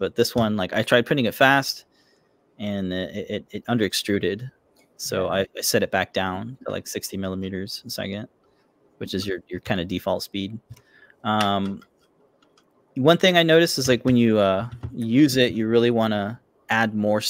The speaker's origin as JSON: {"language": "English", "region": "Florida", "country": "United States", "tie": "born or raised there", "moved": "as an adult", "lives_now": "New England, United States", "said": "I've never seen snow in my 30 years growing up in Florida with Pedro"}